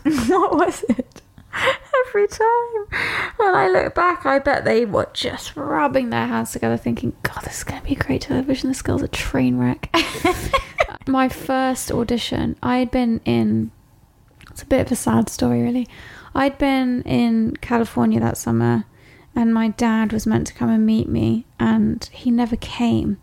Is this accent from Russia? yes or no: no; Hampshire, South East England, United Kingdom; moved away as an adult; now in Los Angeles, United States; The River Meon, where I grew up in England, in Hampshire